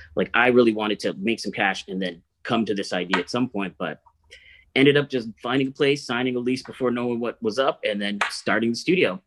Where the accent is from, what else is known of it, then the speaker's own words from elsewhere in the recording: Ottawa, Ontario, Canada; I grew up in Ottawa.